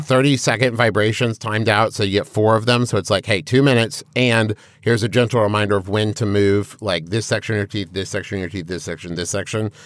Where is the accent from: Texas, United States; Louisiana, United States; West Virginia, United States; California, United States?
West Virginia, United States; Huntington; we grew up in Huntington, West Virginia